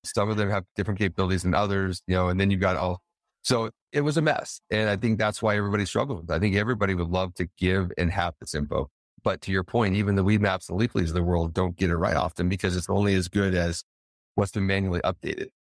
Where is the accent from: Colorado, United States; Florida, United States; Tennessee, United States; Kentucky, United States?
Colorado, United States; moved away as an adult; also born or lived in Las Vegas, Nevada; I'm originally from Colorado, but I was in Vegas for eight years